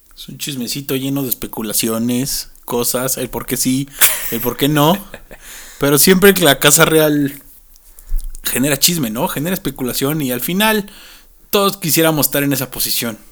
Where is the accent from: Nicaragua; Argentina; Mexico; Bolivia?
Mexico; para nosotros como mexicanos